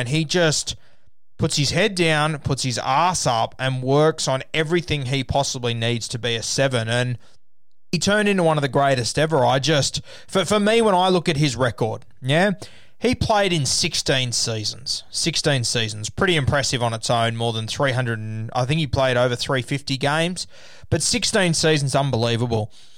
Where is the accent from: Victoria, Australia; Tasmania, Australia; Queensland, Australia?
Queensland, Australia; now in Sydney, Australia; as a Queenslander